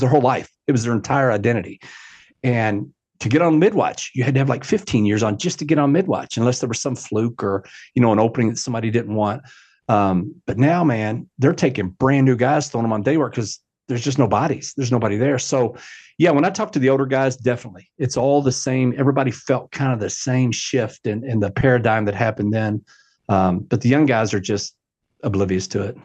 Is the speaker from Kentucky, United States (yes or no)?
yes; Louisville, Kentucky, United States; Yes, I grew up in Louisville my entire life, uh, actually the, the, what's called the West End of Louisville